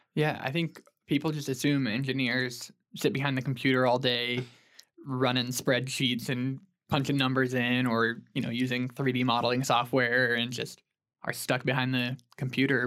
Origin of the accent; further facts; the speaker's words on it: Stillwater, Oklahoma, United States; I'm from Stillwater, Oklahoma originally. Grew up there